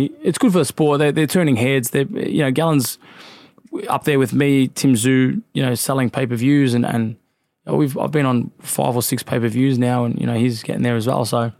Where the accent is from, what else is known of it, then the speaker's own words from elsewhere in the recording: Craigieburn, Victoria, Australia; Oh, man, it was tough. If you couldn't fight, you wouldn't survive. But, look, back then, I actually went past it recently because I've moved, obviously, but it's like the city now.